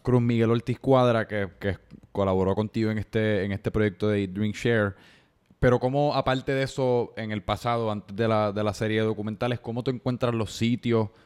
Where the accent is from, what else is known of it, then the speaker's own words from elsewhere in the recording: Puerto Rico; la comida que me identifica como puertorriqueño localmente